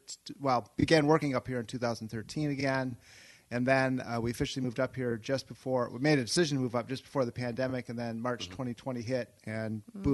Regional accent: Saugatuck, Michigan, United States; moved away as an adult; also born or lived in Chicago; Born and raised in Saugatuck. And spent a few years away in Chicago for love.

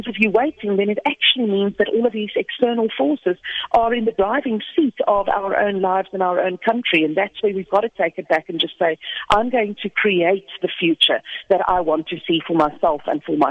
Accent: South Africa; us being South African dudes

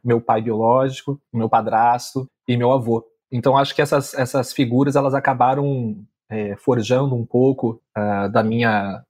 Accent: Armação dos Búzios, Rio de Janeiro, Brazil; a minha adolescência foi em Búzios, no Rio de Janeiro

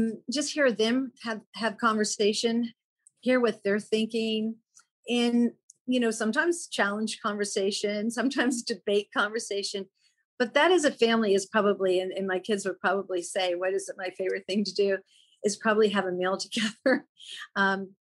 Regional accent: East Coast, United States; moved away; also born or lived in Chicago; growing up on the East Coast and having a home in Maine, that was where we spent our summer.

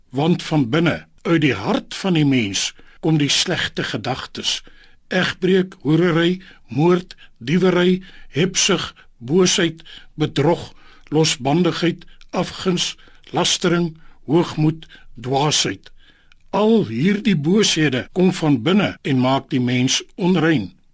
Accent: South Africa; ons as Suid-Afrikaners

